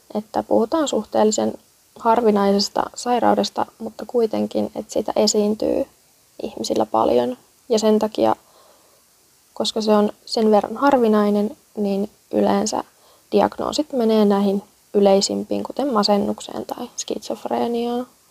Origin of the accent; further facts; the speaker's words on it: Kurikka, South Ostrobothnia, Finland; moved away as an adult; now in Helsinki, Finland; Olen Etelä-Pohjanmaan kasvatti. Kurikalle kunniaa.